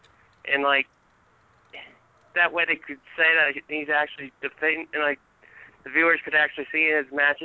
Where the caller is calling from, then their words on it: Maryland, United States; I'm calling from Maryland.